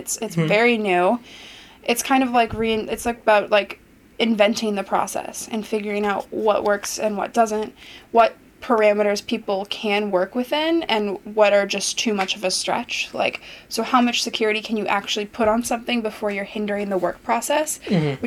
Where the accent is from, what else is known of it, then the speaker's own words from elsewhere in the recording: Los Angeles, California, United States; I grew up in Los Angeles